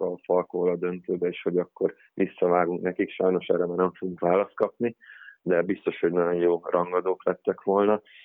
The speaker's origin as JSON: {"language": "Hungarian", "town": "Giessen", "region": "Hesse", "country": "Germany", "tie": "born or raised there", "moved": "yes", "lives_now": "Hungary", "said": "Németországban születtem, ott nőttem fel, ö, Giesenben"}